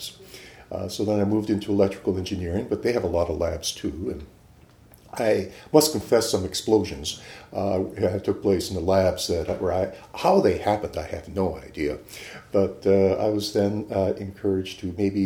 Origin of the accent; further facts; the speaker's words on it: Houghton, Michigan, United States; now in Irvine, United States; I grew up in the Upper Peninsula of Michigan